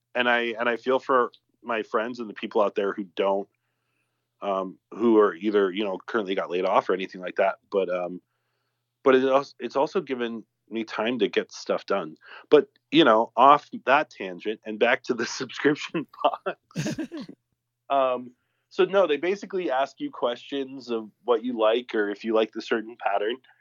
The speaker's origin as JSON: {"language": "English", "area": "the South", "region": "Southern United States", "country": "United States", "moved": "yes", "said": "Speaking as a Southerner"}